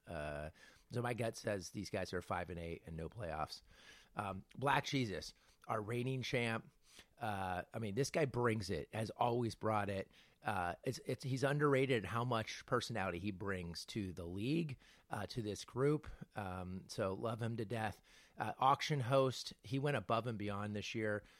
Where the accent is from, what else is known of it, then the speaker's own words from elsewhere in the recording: California, United States; I'm a Californian